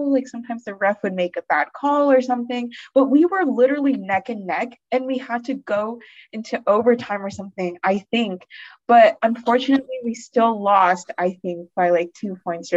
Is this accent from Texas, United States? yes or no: yes; Austin, Texas, United States; also born or lived in College Station; I was born and raised in Austin